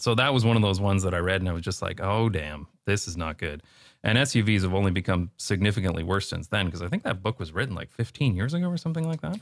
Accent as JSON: {"language": "English", "town": "London", "region": "Ontario", "country": "Canada", "tie": "born or raised there", "moved": "as an adult", "lives_now": "Netherlands", "said": "growing up in London, Ontario"}